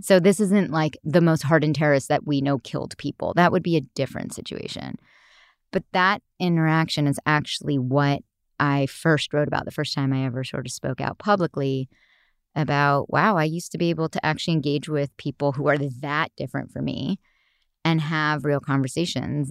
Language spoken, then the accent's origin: English; Los Altos Hills, California, United States; I grew up in Los Altos Hills